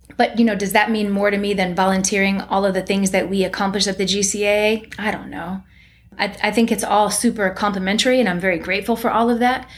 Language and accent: English; Cleveland, Ohio, United States; I come from Cleveland, Ohio, where my family was middle class at best